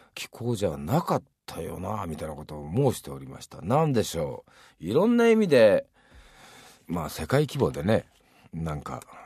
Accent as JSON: {"language": "Japanese", "region": "Hiroshima", "country": "Japan", "tie": "born or raised there", "said": "自分広島出身ですけど"}